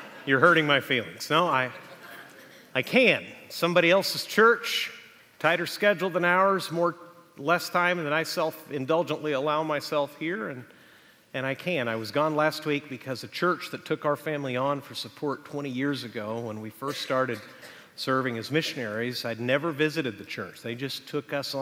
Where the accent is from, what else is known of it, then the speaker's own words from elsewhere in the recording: Texas, United States; now in Huntington Beach, United States; Texas is my home state